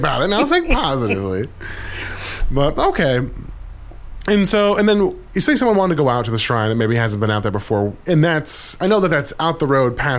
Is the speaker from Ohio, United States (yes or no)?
no; Anchorage, Alaska, United States; now in Juneau, United States; I grew up in Anchorage